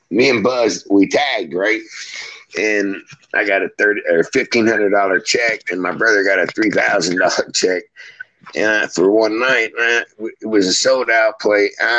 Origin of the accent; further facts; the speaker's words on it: West Virginia, United States; born there; also born or lived in Florida; He helped me a lot in Florida, because that's where I spent 50 years. Besides, I was born in West Virginia. That's where I'm at now.